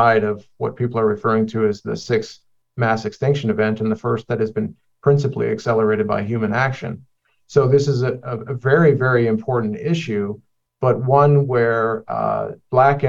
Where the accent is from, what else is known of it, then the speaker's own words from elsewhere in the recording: Cleveland, Ohio, United States; a 20-year-old kid growing up in the Midwestern part of the United States in blue-collar Cleveland, Ohio